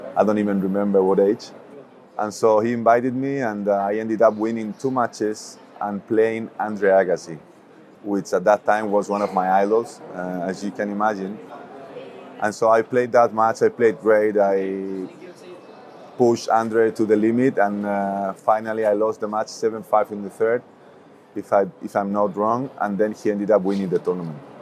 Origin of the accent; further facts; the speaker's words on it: Toledo, Castilla-La Mancha, Spain; also born or lived in Madrid; a lot of people consider myself born and raised here in Madrid, even though I was born in Toledo, which is another city, um, 45 minutes away only